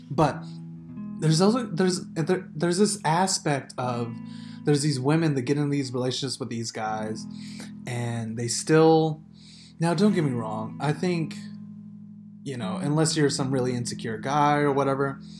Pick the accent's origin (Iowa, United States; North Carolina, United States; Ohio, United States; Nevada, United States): Nevada, United States; Las Vegas; we were born and raised in Vegas